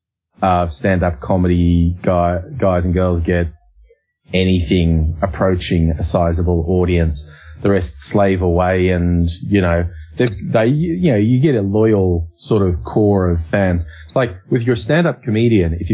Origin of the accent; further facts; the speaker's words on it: Australia; we say it like it's a Z, Aussie